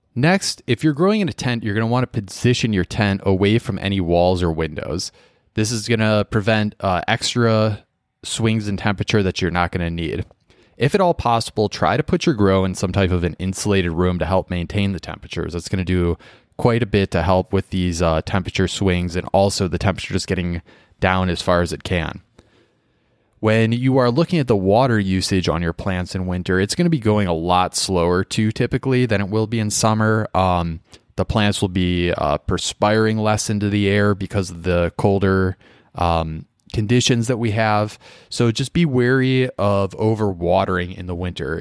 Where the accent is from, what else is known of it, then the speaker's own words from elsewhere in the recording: Midwest, United States; I'm from the Midwest